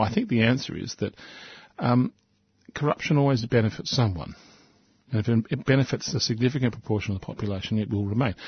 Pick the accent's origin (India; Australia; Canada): Australia; We are an English speaking country.